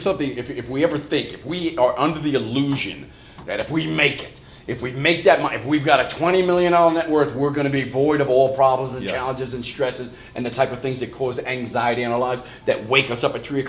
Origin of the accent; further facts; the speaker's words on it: New York, United States; And certainly in the neighborhoods, growing up in New York and in Long Island, you're going to get beat down a few times.